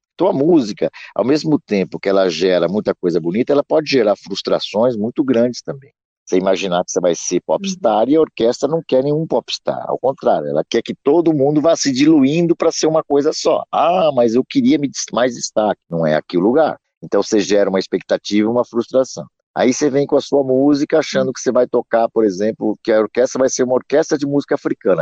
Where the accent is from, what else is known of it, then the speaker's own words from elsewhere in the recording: Brazil; nossa experiência como brasileiros